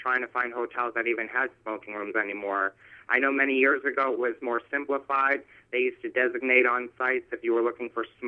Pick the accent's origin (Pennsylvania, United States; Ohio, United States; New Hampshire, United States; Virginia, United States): New Hampshire, United States; Manchester; moved away as an adult; now in Lake Forest, United States; I was actually born and raised in Manchester, New Hampshire